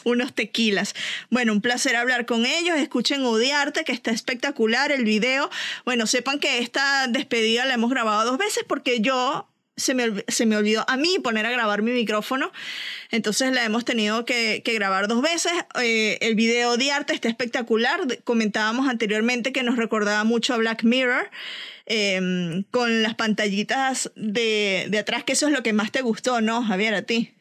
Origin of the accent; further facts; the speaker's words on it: Venezuela; como venezolana